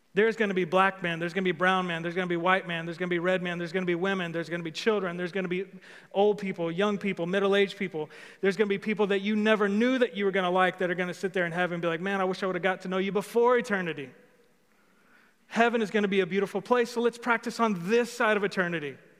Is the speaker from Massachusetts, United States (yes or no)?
no; Old Hickory, Tennessee, United States; I'm from Old Hickory